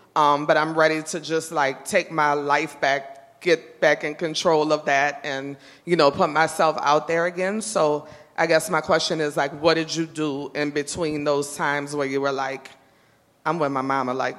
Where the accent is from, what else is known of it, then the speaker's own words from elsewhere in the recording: New Orleans, Louisiana, United States; moved away as an adult; I'm from New Orleans. I've been up here almost 4 years now.